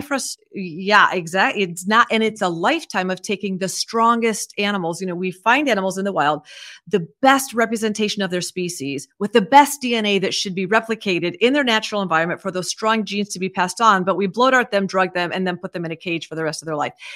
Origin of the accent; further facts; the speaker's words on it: Iowa, United States; I grew up in Iowa